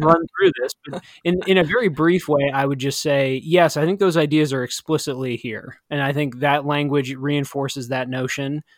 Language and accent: English; Midwest, United States; growing up in the Midwest